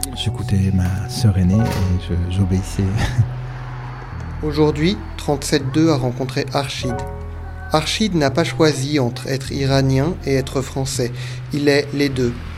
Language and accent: French; Ivry-sur-Seine, Île-de-France, France; born or raised there; also born or lived in Iran / La Défense